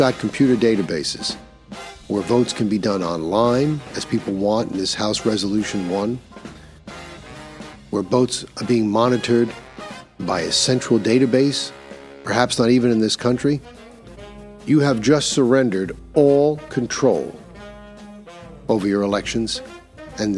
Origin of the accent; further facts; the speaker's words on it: New York, United States; when I grew up in New York State